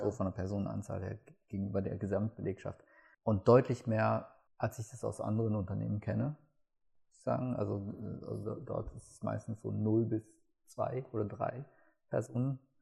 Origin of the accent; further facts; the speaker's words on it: Gelsenkirchen, North Rhine-Westphalia, Germany; ich komme aus Gelsenkirchen